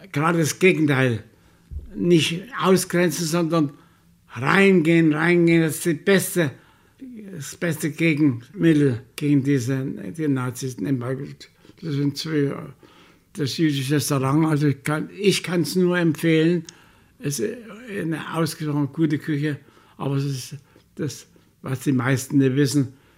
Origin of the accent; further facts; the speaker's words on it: Chemnitz, Saxony, Germany; ich will zurück in meine Heimatstadt